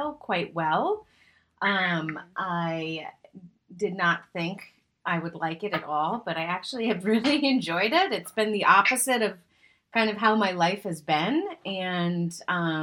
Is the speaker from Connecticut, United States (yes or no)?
no; Boston, Massachusetts, United States; now in West Coast, United States; I'm moving to the Boston area, back to my roots after 15 years being on the West Coast